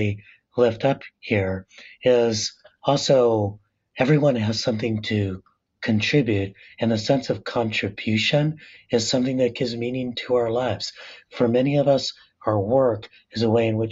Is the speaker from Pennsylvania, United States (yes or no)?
no; La Puente, California, United States; I'm working class Latino, son of immigrants, growing up in the San Gabriel Valley in La Puente